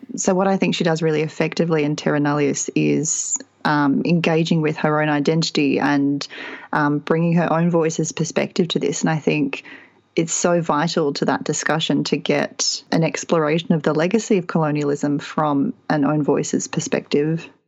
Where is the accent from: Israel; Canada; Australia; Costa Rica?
Australia; being Australian